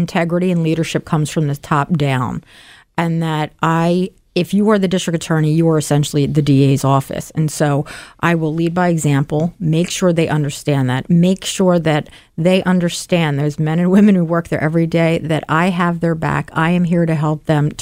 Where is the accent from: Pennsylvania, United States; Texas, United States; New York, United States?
Pennsylvania, United States; Philadelphia; I'm a taxpayer, I'm a Philadelphian, and I'm a proud public servant